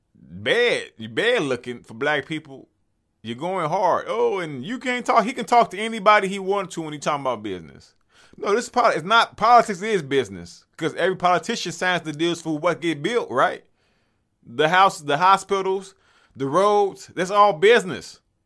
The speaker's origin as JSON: {"language": "English", "town": "Chicago", "region": "Illinois", "country": "United States", "said": "I'm from Chicago."}